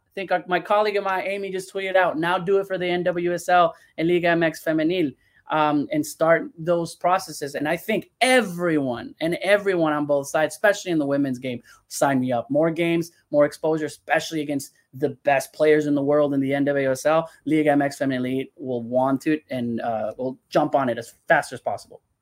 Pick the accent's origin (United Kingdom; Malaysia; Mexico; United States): Mexico; León, Guanajuato; Leon my team my hometown team